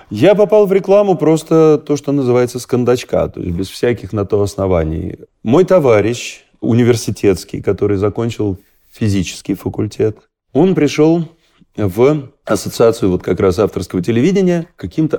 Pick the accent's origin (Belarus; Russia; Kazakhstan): Russia; мы гордились, что мы из России